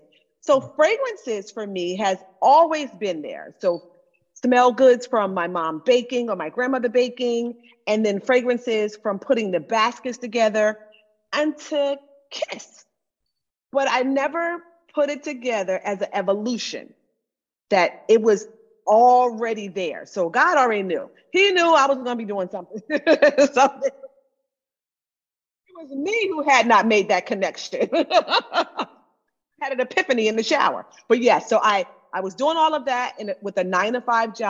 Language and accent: English; Florida, United States; moved away; I'm originally from Florida